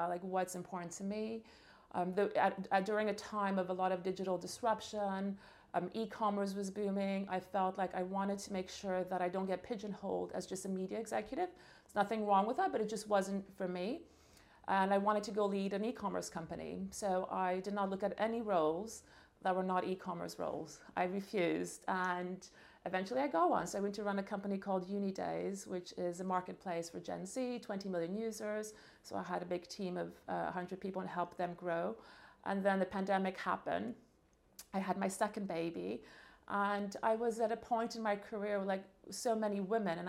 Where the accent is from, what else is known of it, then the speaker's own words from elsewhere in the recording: Montreal, Quebec, Canada; I was born and raised in Montreal